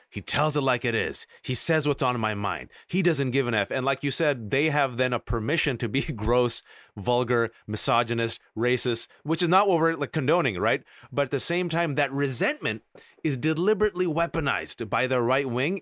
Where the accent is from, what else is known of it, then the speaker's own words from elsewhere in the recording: United States; I was born and raised in America